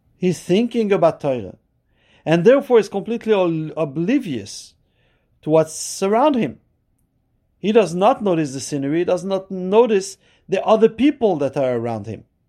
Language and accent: English; Montreal, Quebec, Canada; I'm from Montreal